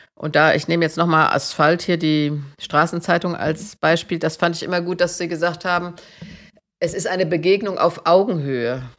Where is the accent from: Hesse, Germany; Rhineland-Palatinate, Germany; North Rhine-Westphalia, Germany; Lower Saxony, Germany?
Hesse, Germany; Marburg; ich bin ja in Marburg zur Schule gegangen